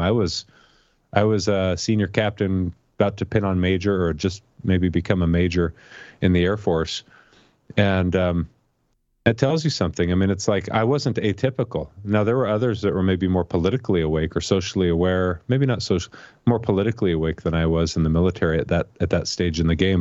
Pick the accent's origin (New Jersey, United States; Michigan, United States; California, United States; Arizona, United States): Arizona, United States; Tucson; moved away as an adult; I grew up in Tucson. I was born and raised there